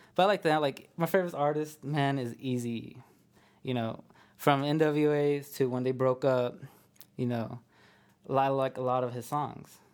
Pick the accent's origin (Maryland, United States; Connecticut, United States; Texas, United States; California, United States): Texas, United States; Amarillo; I'm from Amarillo, Texas, born and raised